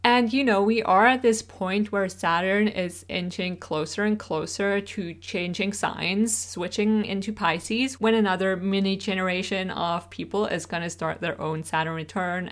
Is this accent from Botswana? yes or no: no; Switzerland; first language Swiss German; English is a second language; English is not my first language. I grew up speaking Swiss German, which is a dialect of German spoken in Switzerland